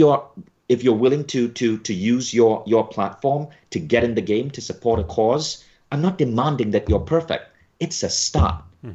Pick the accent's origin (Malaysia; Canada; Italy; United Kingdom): Malaysia; When I was a kid growing up in Malaysia and I couldn't afford to take a Silva class at the age of 14